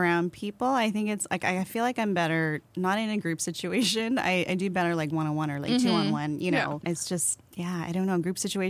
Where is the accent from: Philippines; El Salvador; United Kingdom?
Philippines; I'm Filipino. So like in our culture, we just don't talk about feelings and like you don't question anything that they say.